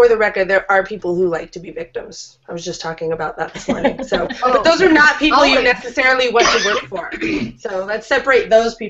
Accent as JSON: {"language": "English", "region": "California", "country": "United States", "said": "I'm from California"}